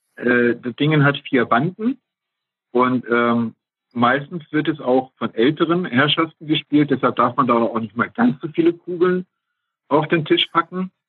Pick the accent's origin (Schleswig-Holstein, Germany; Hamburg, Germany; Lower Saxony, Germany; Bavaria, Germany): Lower Saxony, Germany; Tostedt; also born or lived in Hesse; in Tostedt, da wo ich herkomme